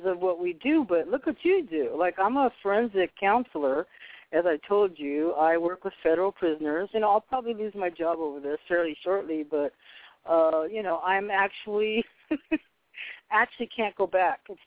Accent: Boston, Massachusetts, United States; now in California, United States; because I was born in Boston, right over there near Harvard where he was working

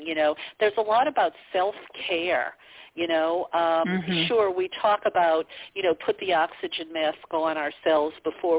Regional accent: the South, United States; yeah. Yeah, because, you know, I grew up in the South. You know, women were almost like children. We were supposed to be seen and not heard.

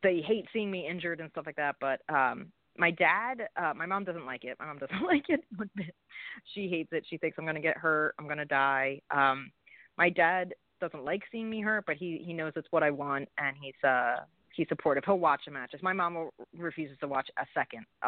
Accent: Philadelphia, Pennsylvania, United States; I'm from Philly

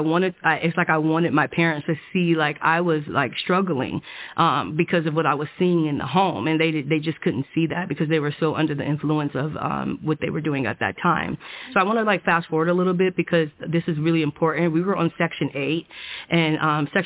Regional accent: Oceanside, California, United States; I grew up in Oceanside, California

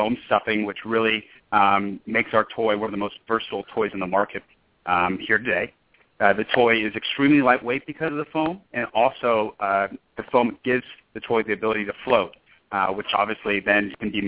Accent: Houston, Texas, United States; moved away as an adult; also born or lived in Lawrence, Kansas / Los Angeles, California; now in Austin, United States; I'm originally from Houston, Texas

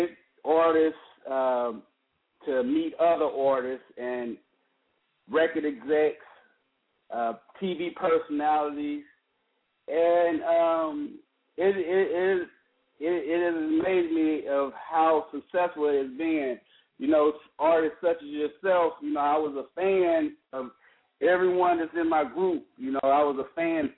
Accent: East St. Louis, Illinois, United States; growing up in East St. Louis, you know, that's a rough area

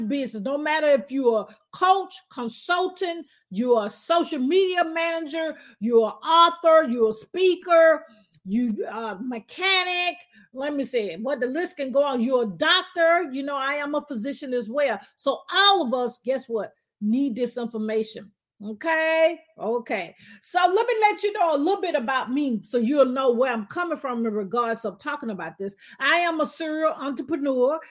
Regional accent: Alabama, United States; accent: southern twang; now in Atlanta, United States; I'm actually originally, as you can tell, my southern twang. I'm from Alabama. I love being from Alabama

